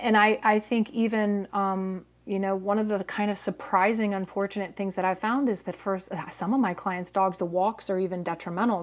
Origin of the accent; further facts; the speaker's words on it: Atlanta, Georgia, United States; I grew up in Atlanta in the seventies